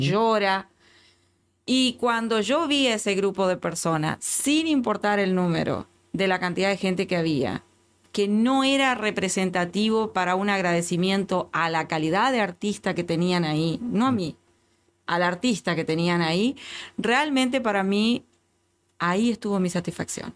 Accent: Uruguay; moved away as an adult; now in Houston, United States; como uruguaya que tiene más de 20 años en este país

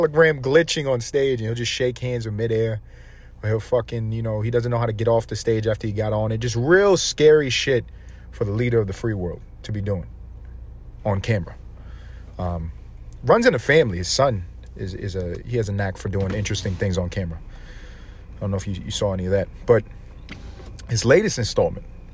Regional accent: United States; I'm fucking American

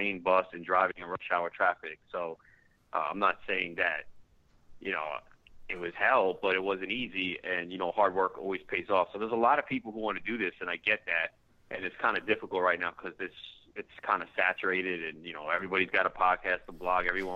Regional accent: New York, United States; I wanted to be a sports talk show host growing up in New York, listening to WFAN

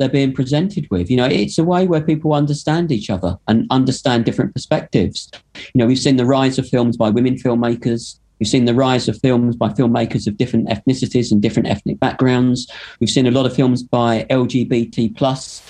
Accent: London, United Kingdom; now in Manchester, United Kingdom; I grew up in London in the late 70s and 80s

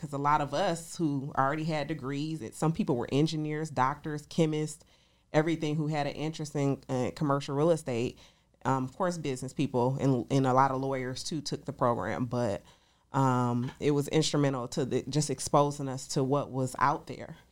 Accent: Detroit, Michigan, United States; moved away as an adult; now in Atlanta, United States; I'm originally from Detroit, Michigan, here in Atlanta, Georgia. I've been in Atlanta for eight years

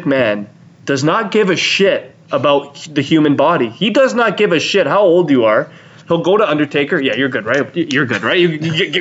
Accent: Canada; We're Canadian.

